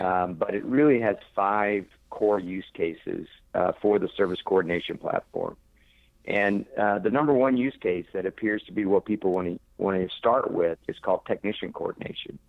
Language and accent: English; Pauls Valley, Oklahoma, United States; moved away as an adult; also born or lived in Norman, Oklahoma / Texas / New York / Washington D.C.; now in Florida, United States; I grew up in the in the Midwest, uh, okay. Uh, small town in, in Oklahoma, uh, in the United States, called Paul's Valley, uh, Oklahoma